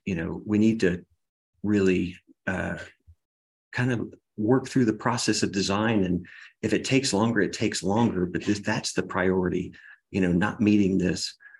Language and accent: English; Baton Rouge, Louisiana, United States; now in Texas, United States; I'm from Baton Rouge, Louisiana, originally